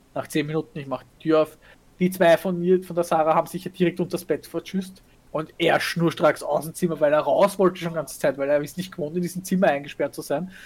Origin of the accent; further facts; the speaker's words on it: Vienna, Austria; als Wienerin